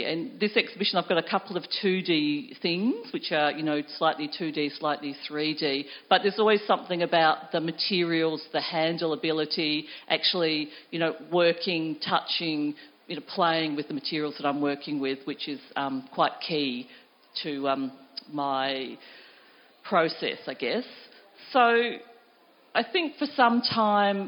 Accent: Millicent, South Australia, Australia; I grew up in South Australia. I grew up in a small country town called Millicent down in the southeast

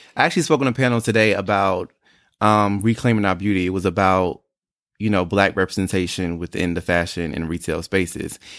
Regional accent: North Carolina, United States; moved away as an adult; also born or lived in Atlanta / Harlem, New York; I was born and raised in North Carolina

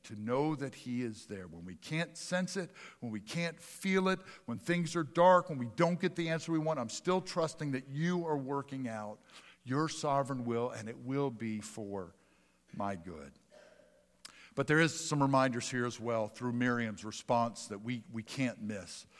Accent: Pennsylvania, United States; moved away; also born or lived in Mississippi; I was a big Phillies kid growing up in Pennsylvania

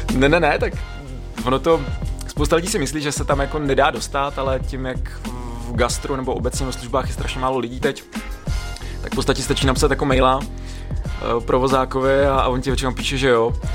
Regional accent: Roudnice nad Labem, Ústí nad Labem Region, Czechia; also born or lived in Budyně nad Ohří / Prague; Já jsem se narodil v Roudnici, takže žádná naplava

